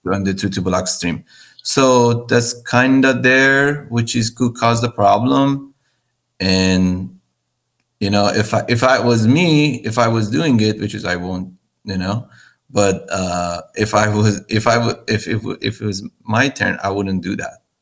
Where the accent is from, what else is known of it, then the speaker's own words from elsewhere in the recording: Iran; now in United States; I'm originally from Iran. I, I'm, I'm a U.S. citizen right now, but I'm born and grew up in Iran